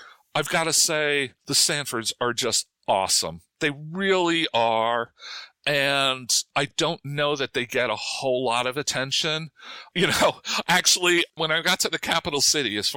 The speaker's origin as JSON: {"language": "English", "region": "New Jersey", "country": "United States", "tie": "born or raised there", "also_born_or_lived": "Durham, North Carolina / St. Louis", "moved": "as an adult", "said": "I was born and raised in New Jersey, right? I consider that home."}